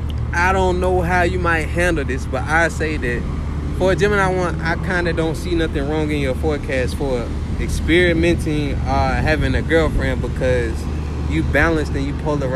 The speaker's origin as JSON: {"language": "English", "town": "Atlanta", "region": "Georgia", "country": "United States", "moved": "as an adult", "lives_now": "New Orleans, United States", "said": "I'm from Atlanta."}